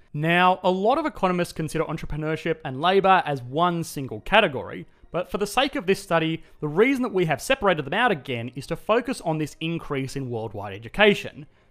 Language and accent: English; Australia; accent: Australian; my Australian accent